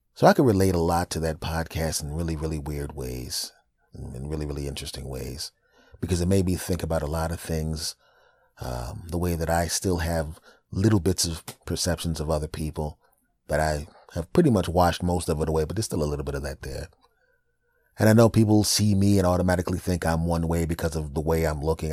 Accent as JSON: {"language": "English", "region": "Pennsylvania", "country": "United States", "tie": "born or raised there", "also_born_or_lived": "Los Angeles, California", "moved": "as an adult", "said": "my home state is Pennsylvania"}